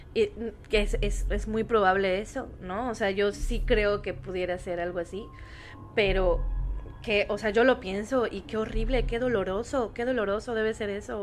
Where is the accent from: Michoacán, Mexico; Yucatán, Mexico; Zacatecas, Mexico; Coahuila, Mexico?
Yucatán, Mexico; soy yucateca